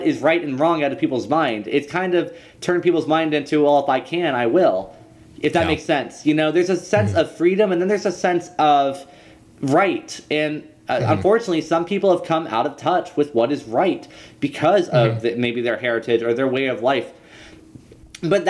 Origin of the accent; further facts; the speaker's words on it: Louisiana, United States; I'm from Louisiana.